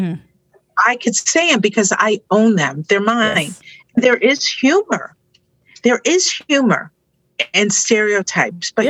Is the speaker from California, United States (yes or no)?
no; Jersey City, New Jersey, United States; I grew up in Jersey City.